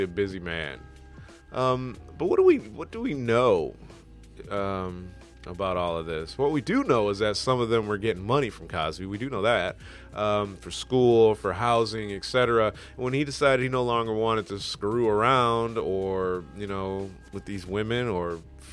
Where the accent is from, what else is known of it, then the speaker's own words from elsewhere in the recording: Michigan, United States; I'm from Michigan